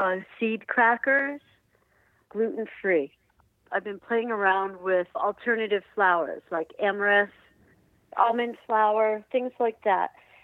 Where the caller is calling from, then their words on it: Rhinebeck, New York, United States; I'm calling from Rhinebeck, New York.